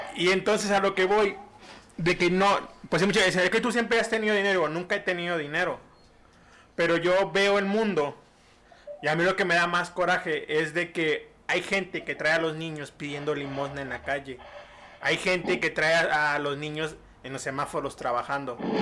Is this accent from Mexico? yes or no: yes; Mexico; somos mexicanos